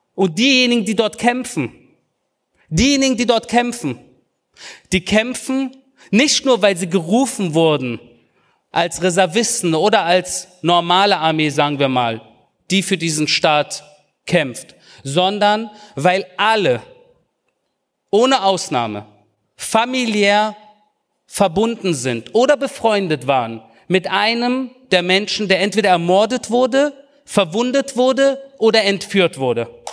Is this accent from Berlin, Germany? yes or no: yes; Berlin, Germany; now in Israel; als Berliner, der hier in Spandau und im Wedding groß geworden ist